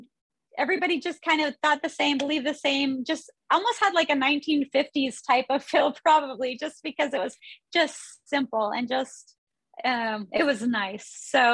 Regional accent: Idaho, United States; also born or lived in North Dallas, Texas; now in Dallas, United States; I live in North Dallas. I grew up in Idaho. I grew up playing music with my family

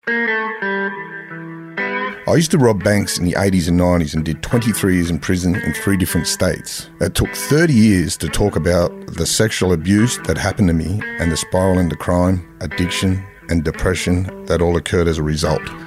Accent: Sydney, New South Wales, Australia; growing up in Mount Druitt, there was plenty of families like

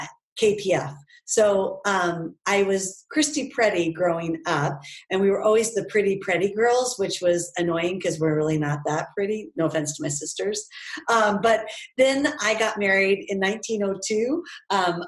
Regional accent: Idaho, United States; moved away as an adult; also born or lived in Oregon; now in Ohio, United States; I grew up in the West. So I grew up in Idaho

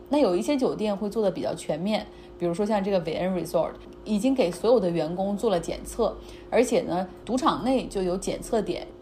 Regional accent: Harbin, Heilongjiang, China; 就像我老家，就黑龙江、哈尔滨

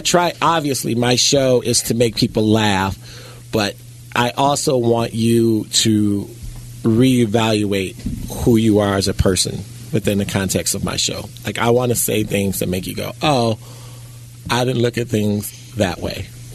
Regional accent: United States; I'm an American.

